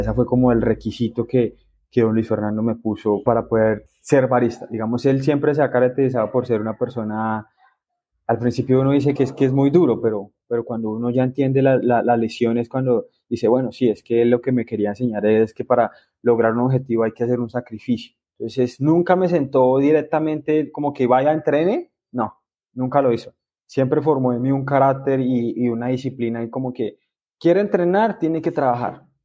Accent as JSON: {"language": "Spanish", "town": "El Espinal", "region": "Tolima", "country": "Colombia", "moved": "yes", "lives_now": "Huila, Colombia", "said": "Yo soy del Espinal Tolima"}